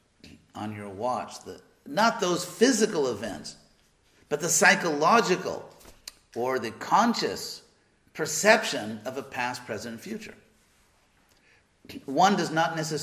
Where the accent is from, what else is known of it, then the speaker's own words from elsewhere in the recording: Los Angeles, California, United States; I'm from Los Angeles